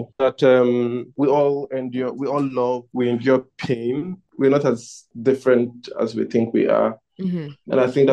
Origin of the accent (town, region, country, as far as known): Nigeria